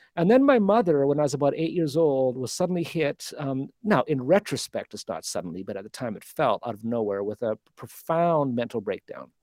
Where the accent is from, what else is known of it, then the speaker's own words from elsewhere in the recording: Calgary, Alberta, Canada; I was born in Alberta, in Calgary.